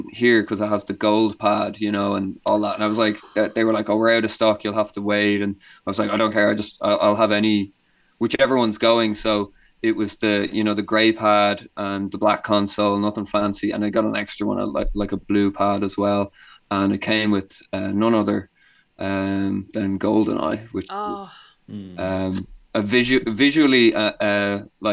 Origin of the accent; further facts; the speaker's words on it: Wexford, Leinster, Ireland; I grew up in Wexford